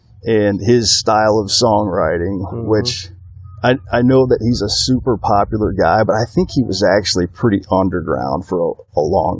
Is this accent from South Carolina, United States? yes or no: no; Northwest Ohio, United States; moved away; also born or lived in Toledo, Ohio / Hanford, California; But the rest of the time, minus those 4 years, I grew up in Northwest Ohio. Very small town that nobody's ever heard of. There was like 1,000 people living there when I grew up there, and there's probably not more than 1,500 people still there today.